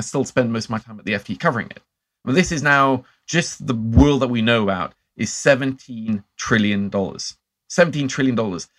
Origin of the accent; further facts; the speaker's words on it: Norway; growing up in Norway